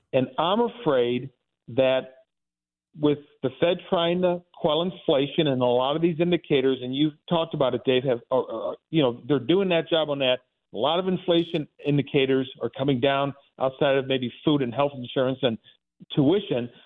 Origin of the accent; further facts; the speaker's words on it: Dellwood, Missouri, United States; I grew up in Delwood. This is out, you know, on Saint Charles Rock Road